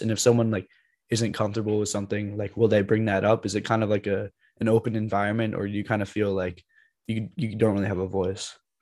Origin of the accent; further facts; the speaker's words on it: United States; I'm from the United States